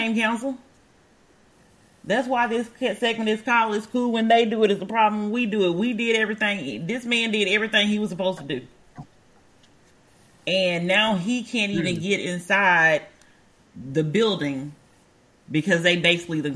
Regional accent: Alabama, United States; moved away; my hometown is in Alabama.

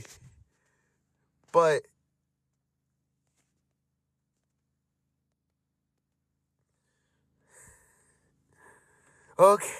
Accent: Florida, United States; moved away; I am originally from Florida

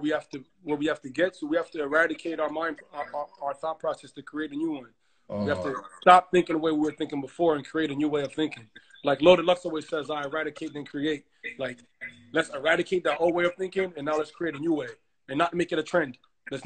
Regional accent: Toronto, Ontario, Canada; also born or lived in Ghana; I'm from Ghana, but I'm born in Toronto. My parents are from Ghana

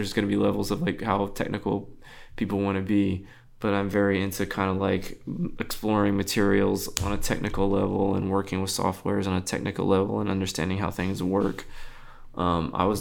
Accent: South Texas, United States; I'm really from South Texas, like in the country.

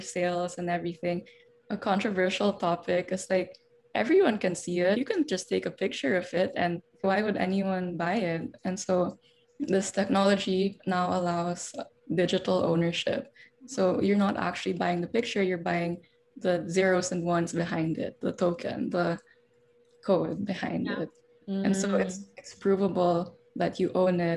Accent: Davao City, Davao Region, Philippines; moved away as an adult; also born or lived in Manila; I'm from Davao

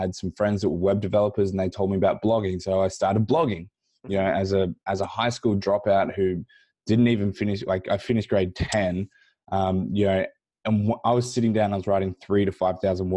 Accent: Australia; I grew up here in Australia

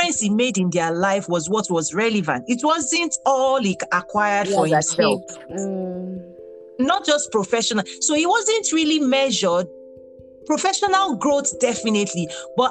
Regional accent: Nigeria; moved away as an adult; also born or lived in Abeokuta, Nigeria; now in United States

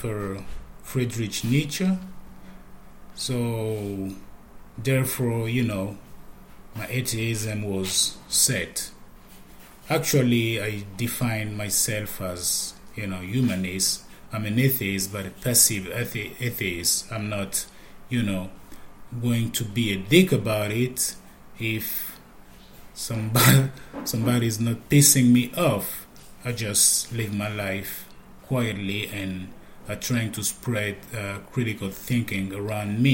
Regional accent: Abidjan, Côte d’Ivoire; I'm from Abidjan, Côte d'Ivoire

